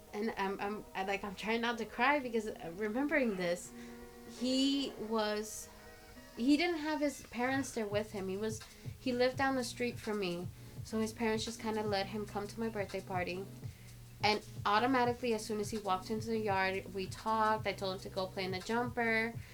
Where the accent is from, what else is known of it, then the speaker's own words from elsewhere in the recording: Los Angeles, California, United States; I was born in East LA. I grew up in South LA for the first like six years of my life